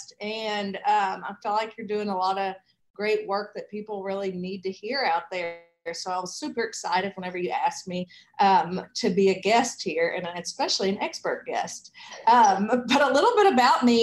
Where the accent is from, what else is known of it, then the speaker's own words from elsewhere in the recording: Arkansas Delta, United States; I live in Arkansas and I grew up in the Arkansas Delta